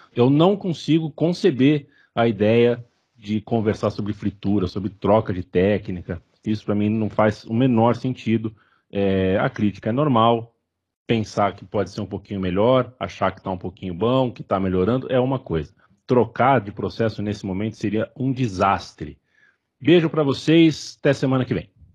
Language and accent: Portuguese; Brazil; somos brasileiros